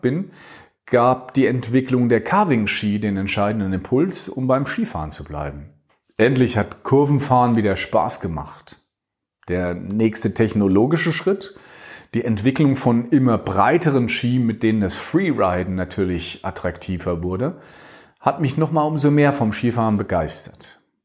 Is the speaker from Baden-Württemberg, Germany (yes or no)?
no; Dreieich, Hesse, Germany; also born or lived in Langen; spiele jetzt immer noch im selben Verein wie in meiner Kindheit, dem T C Rot-Weiß Sprendlingen